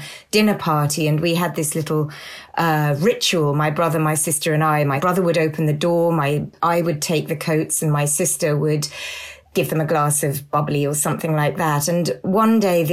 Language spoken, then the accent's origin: English; south of England, United Kingdom; I grew up in England, in the south of England